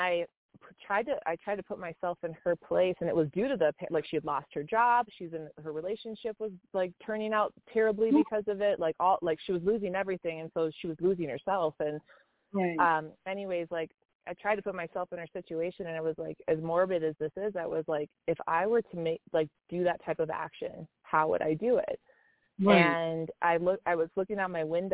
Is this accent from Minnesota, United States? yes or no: yes; Minneapolis, Minnesota, United States; now in Colorado, United States; I'm from Minneapolis, and I lived just a couple blocks from where that happened